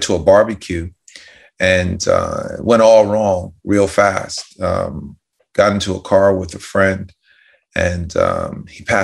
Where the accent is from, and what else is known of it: White Plains, New York, United States; born or raised there